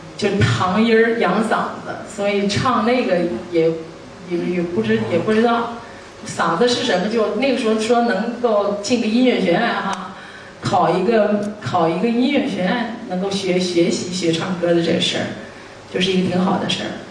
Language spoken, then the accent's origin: Chinese; Northeast China, China; 我自己出生在一个普通的家庭，我东北人，大家都知道我是杭人，东北的闺女